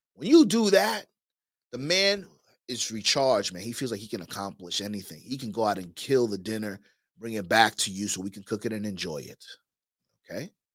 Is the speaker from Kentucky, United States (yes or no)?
no; New York, United States; moved away; I'm from New York originally